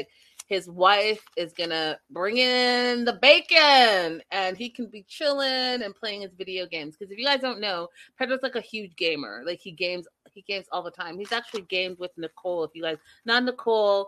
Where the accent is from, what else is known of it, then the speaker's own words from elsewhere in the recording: Canada; me being Canadian